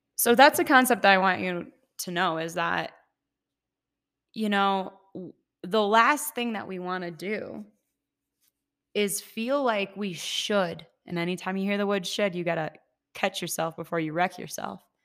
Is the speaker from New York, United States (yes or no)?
no; Ohio, United States; moved away as an adult; also born or lived in Seattle; now in Colorado, United States; I'm from Ohio. When I was twenty-two, moved to Seattle, lived there for five years exactly to the day.